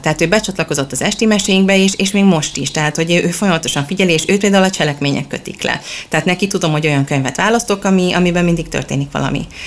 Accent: Budapest, Hungary; moved away as an adult; also born or lived in England; now in Sweden; mind a ketten Budapestről költöztünk ki

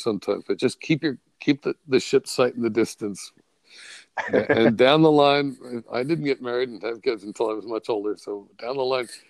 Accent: New England, United States; moved away as an adult; also born or lived in California; now in Maine, United States; I grew up on the East Coast, sort of a New Englander.

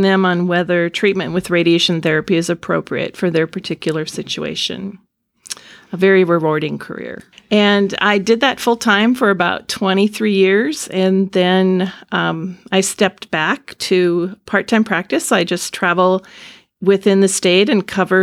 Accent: Bismarck, North Dakota, United States; moved away as an adult; also born or lived in Cedar Rapids, Iowa; now in West Concord, United States; I grew up in Bismarck, North Dakota, and I had five older brothers.

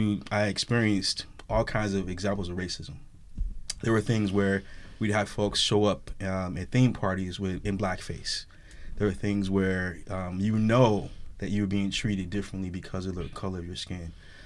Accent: St. Louis, Missouri, United States; also born or lived in Chicago / Stockton; So I'm originally from St. Louis, Missouri. So I grew up in St. Louis.

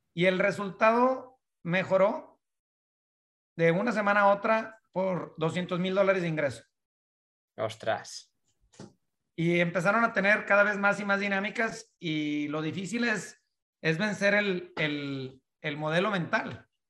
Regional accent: northern Mexico, Mexico; moved away; also born or lived in United States; nacido en México, crecido en, la, en la parte del norte de México

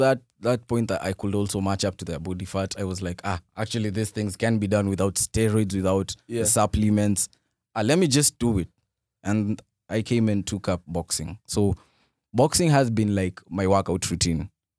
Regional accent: Nairobi, Kenya; Yeah, out of the, being raised in the ghetto. Where? 35, 60. Uh-huh. I'm from Umoja.

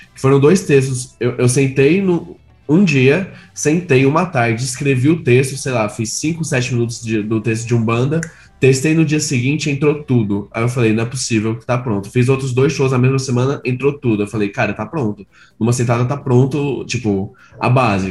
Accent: Goiânia, Goiás, Brazil; moved away as an adult; now in São Paulo, Brazil; eu sou de Goiânia

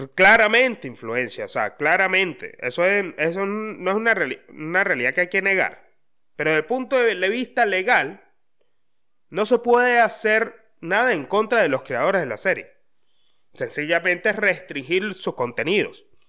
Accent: Mérida, Venezuela; moved away; de donde yo soy, de donde yo vengo

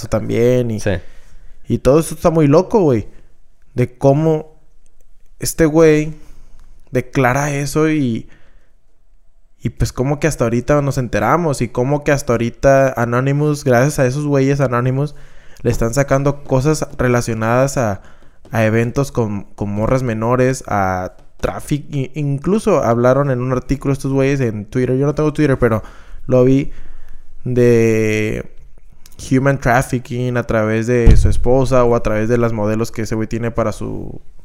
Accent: Mexico; somos los mexicanos

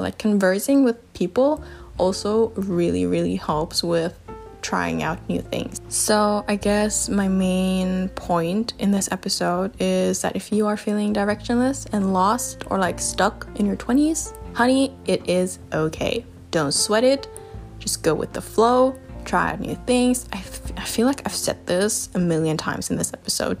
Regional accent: Germany; moved away as an adult; also born or lived in China; my hometown. And yeah, when I moved back to Germany

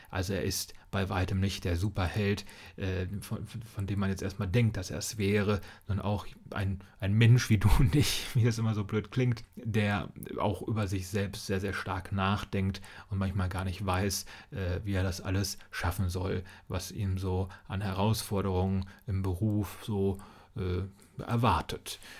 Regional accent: Kassel, Hesse, Germany; meiner Heimatstadt Kassel

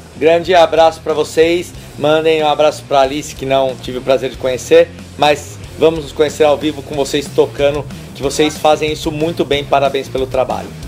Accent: São Paulo, Brazil

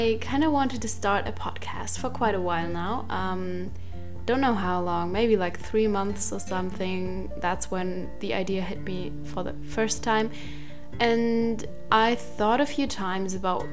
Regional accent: Germany; English is a second language; I'm from Germany, so if my English is not perfect, then that's why

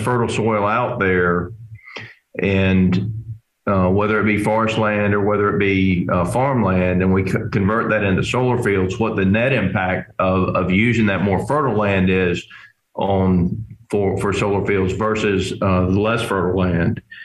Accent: Georgia, United States; Georgia, my home state

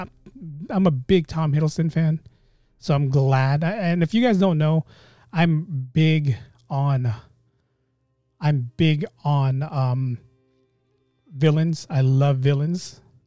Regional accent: Philippines

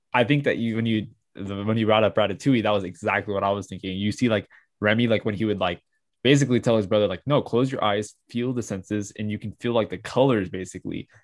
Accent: United States

